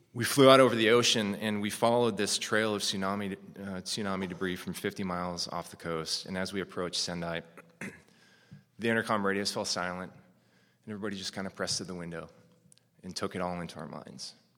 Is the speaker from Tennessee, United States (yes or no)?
no; North Woods of Minnesota, United States; moved away as an adult; I grew up Japanese in the North Woods of Minnesota